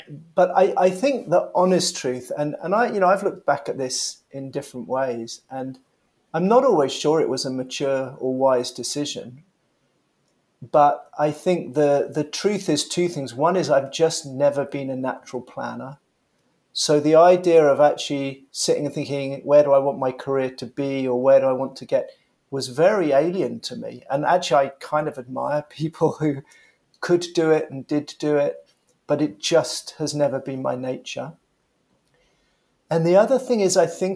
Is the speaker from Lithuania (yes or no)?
no; London, United Kingdom; born and raised in London.